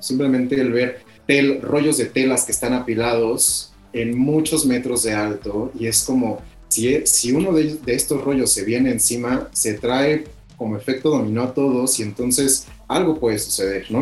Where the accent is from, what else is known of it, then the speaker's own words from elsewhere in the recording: State of Mexico, Mexico; moved away as an adult; also born or lived in Oaxaca; Yo soy originario del Estado de México y, me, mudé a Oaxaca